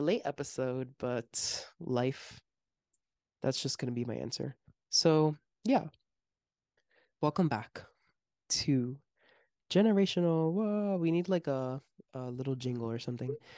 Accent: Miami, Florida, United States; we're from Miami and not, like, from outside of it

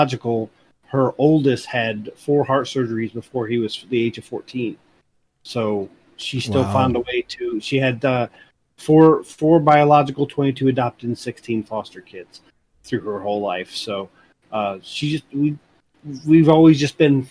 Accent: East Tennessee, United States; also born or lived in Chicagoland area, Illinois; I was born in the Chicagoland area, and then we kind of migrated to Tennessee.

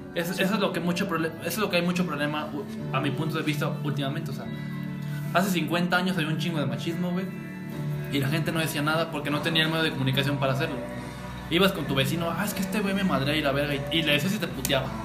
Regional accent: Mexico; uno como mexicano

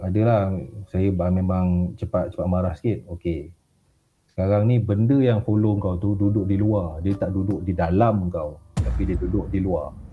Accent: Raub, Pahang, Malaysia; also born or lived in Pekan, Pahang / Rompin, Pahang; saya asal Raup, lahir di Raup Pahang

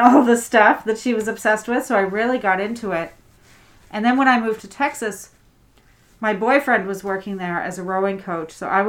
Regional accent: Prince Edward Island, Canada; also born or lived in Alert Bay, British Columbia; now in Toronto, Canada; I was born in Alert Bay in British Columbia. {S2} Cool. {S3} And I grew up in Prince Edward Island. And I moved to Toronto on September 11th.

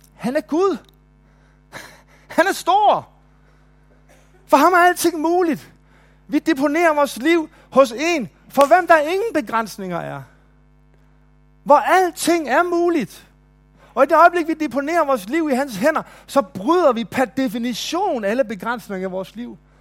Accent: Nykøbing Mors, North Denmark Region, Denmark; now in Kolding, Denmark; i Nykøbing Mors, hvor jeg voksede op

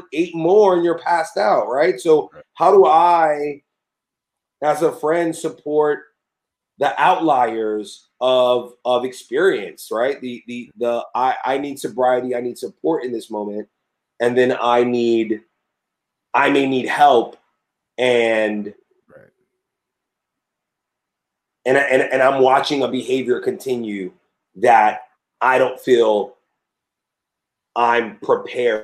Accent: New York City, New York, United States; as a New Yorker

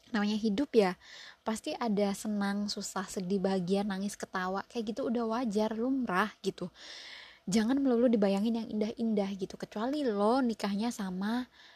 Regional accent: Surabaya, East Java, Indonesia; now in United States; gue arek Surabaya nang US

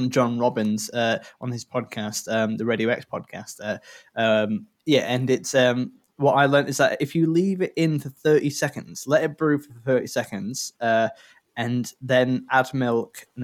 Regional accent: Richmond, Yorkshire and the Humber, United Kingdom; also born or lived in Darlington, County Durham; I grew up in Richmond, Richmondshire, yeah. So not the one down south.

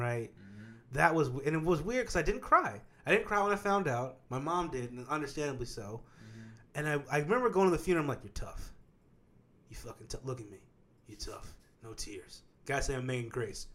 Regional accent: Kansas, United States; I'm from Kansas

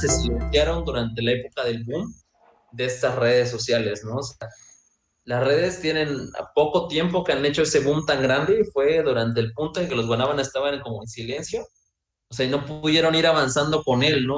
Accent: Veracruz, Mexico; yo soy de Veracruz

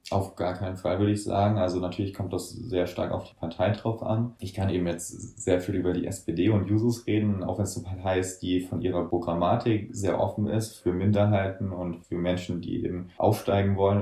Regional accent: Germany; bei uns in Deutschland

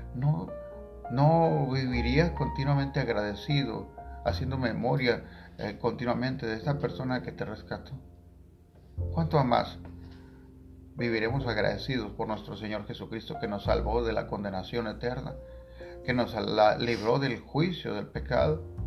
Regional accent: Tangamandapio, Michoacán, Mexico; en Tangamandapio, mi pueblo natal

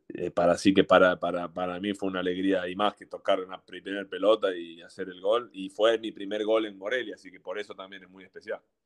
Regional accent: Argentina; moved away as an adult; also born or lived in Mexico / Turkey; como argentino

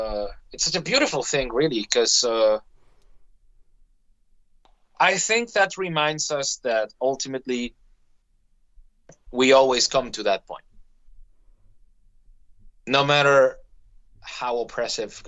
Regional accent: Venezuela; moved away; I come from Venezuela

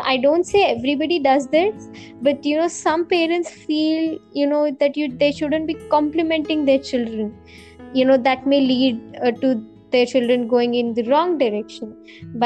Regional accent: India; I'm an Indian

